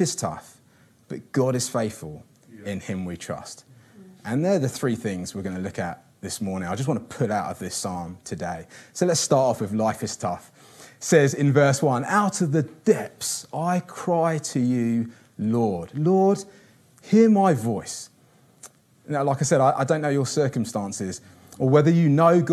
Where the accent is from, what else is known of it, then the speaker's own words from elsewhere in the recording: Kinshasa, DR Congo; moved away; also born or lived in São Paulo / Rio de Janeiro; I grew up in Kinshasa, which is the capital of the Congo.